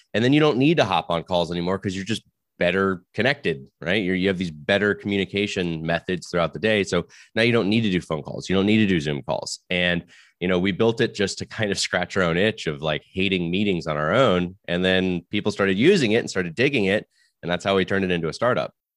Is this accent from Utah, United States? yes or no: no; Florida, United States; now in Silicon Valley, United States; I may live in the world of the valley, but I'm actually from Florida